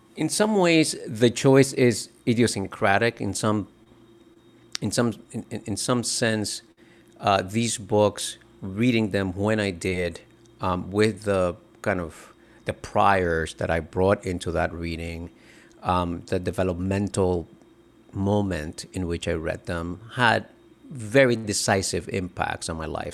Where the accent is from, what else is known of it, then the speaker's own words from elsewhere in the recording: Dominican Republic; now in United States; I grew up in the Dominican Republic